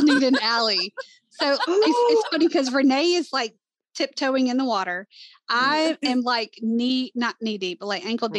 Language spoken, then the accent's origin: English; Southern United States, United States; Like, we're from the South. We sound like we're from the South.